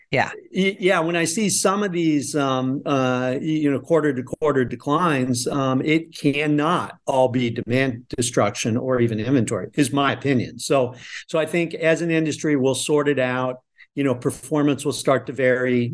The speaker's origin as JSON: {"language": "English", "region": "Nebraska", "country": "United States", "tie": "born or raised there", "moved": "yes", "said": "I'm originally from Nebraska"}